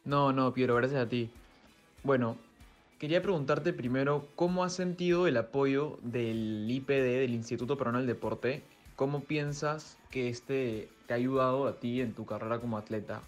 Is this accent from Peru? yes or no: yes; Peru